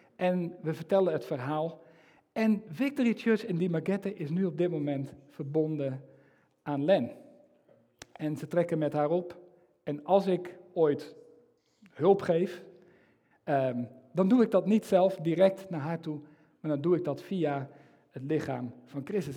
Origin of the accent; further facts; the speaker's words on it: Netherlands; ik als, als Nederlander